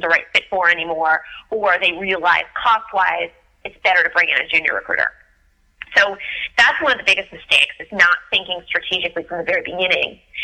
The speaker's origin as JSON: {"language": "English", "town": "Philadelphia", "region": "Pennsylvania", "country": "United States", "moved": "yes", "lives_now": "Washington, D.C., United States", "said": "I'm originally from from Philadelphia"}